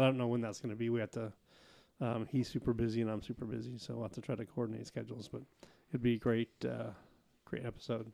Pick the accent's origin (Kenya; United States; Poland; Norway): United States; Portland, Oregon; born or raised there; also born or lived in Clackamas River, Oregon